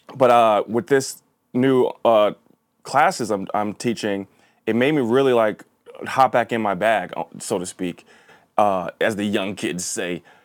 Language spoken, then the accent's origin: English; Linden, New Jersey, United States; also born or lived in New York City; my main schooling in New Jersey was in a, a, basically a Polish town, uh, Linden, New Jersey